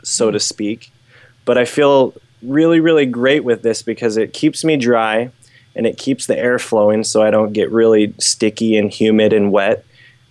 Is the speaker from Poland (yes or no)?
no; United States; I grew up doing in the States